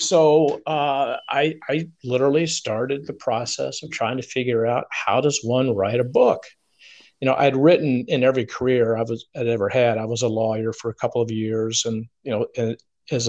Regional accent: Atlanta, Georgia, United States; moved away as an adult; also born or lived in Phoenix, Arizona; now in Charleston, United States; I was born and raised in the South in Atlanta, Georgia

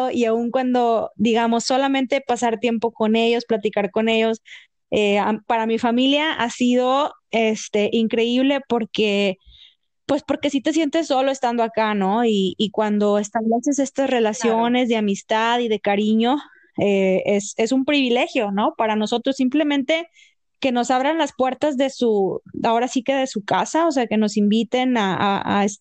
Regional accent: Mexico; moved away as an adult; now in Canada; nos fortalece como, como mexicanos, eh, nos da un propósito y fortalece nuestra familia. Eh, una de las cosas que yo me preguntaba yo vine aquí a Canadá porque mi esposo estaba

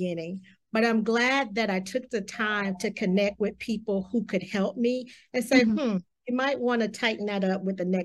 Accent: the South, United States; I'm from the South

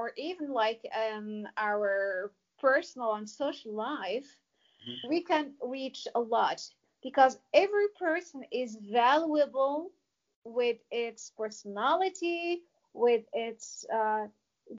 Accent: Casablanca, Casablanca-Settat, Morocco; moved away as an adult; also born or lived in Bavaria, Germany; I didn't grow up in the mountains. The opposite, I grew up in Casablanca.

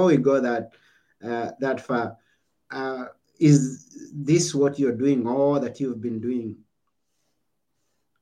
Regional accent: Kenya; I was born in Kenya

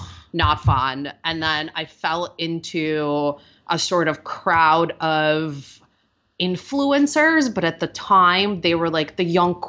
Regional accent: Russia; accent: Russian; English is a second language; Many years of ESL and then speech classes to get rid of my Russian accent, which now makes me sound like a Valley girl.

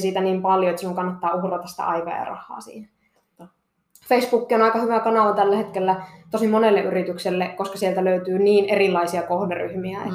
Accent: Kittilä, Lapland, Finland; also born or lived in Seinäjoki; mä olen täältä Kittilästä kotoisin

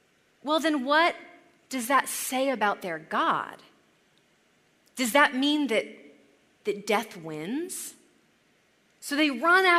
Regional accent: California, United States; moved away as an adult; also born or lived in Chicago; We're both from California

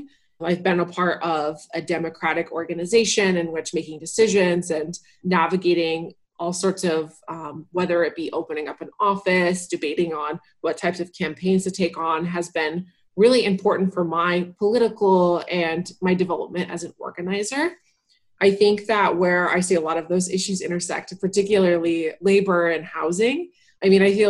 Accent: Ohio, United States; now in California, United States; So I moved to California from Northwest Ohio 3 years ago now.

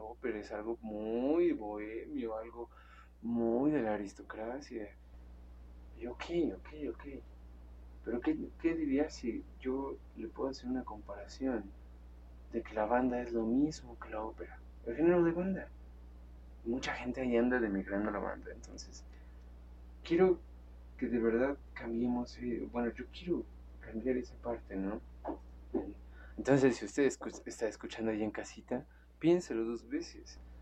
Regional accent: Mexico

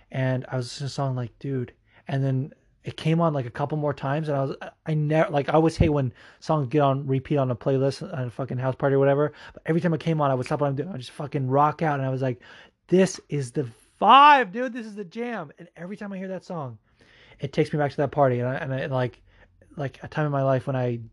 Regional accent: Las Vegas, Nevada, United States; also born or lived in Fullerton, California / Anaheim, California; I was born in Fullerton in Anaheim, but then I moved to Vegas when I was 4, and that's where I did all of my schooling until senior year. So I fucking grew up in Vegas. Like, that's my hometown, really.

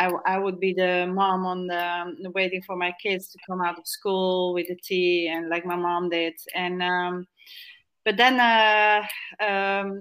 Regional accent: Netherlands; now in Torres Vedras, Portugal; I'm from the Netherlands

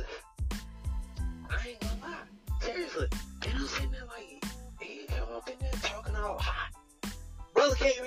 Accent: East Coast, United States; I'm from the East

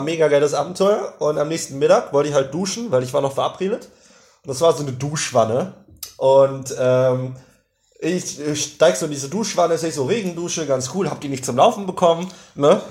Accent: Germany; first language German; Weil ich selbst als Deutscher, der deutscheste Deutsche der Deutschen.

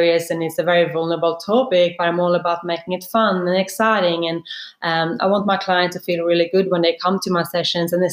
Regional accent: Sweden; now in Sydney, Australia; I grew up in Sweden in a very small country town. I think it was less than 10,000 people, basically in the middle of Sweden.

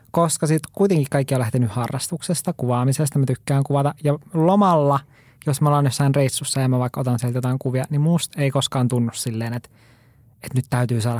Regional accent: Lapland, Finland; Mä olen Lapista kotoisin, mä en ole tottunut

